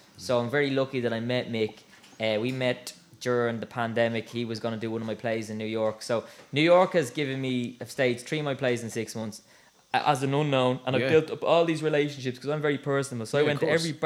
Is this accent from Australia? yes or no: no; Swords, Leinster, Ireland; growing up in Swords